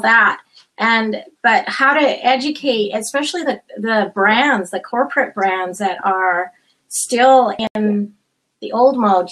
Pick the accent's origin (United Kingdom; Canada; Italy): Canada; also born or lived in Chile / United States; i grew up in canada